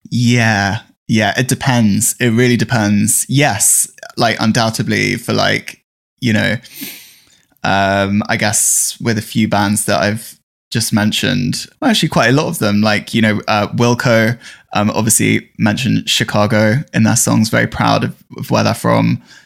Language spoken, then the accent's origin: English; London, United Kingdom; I'm from North London, um, a very suburban area, and it was really boring growing up where you know, where I grew up.